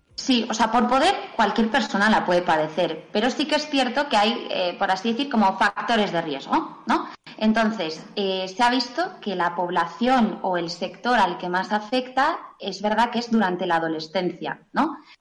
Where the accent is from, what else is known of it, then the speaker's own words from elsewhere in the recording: Pamplona, Navarre, Spain; soy de Pamplona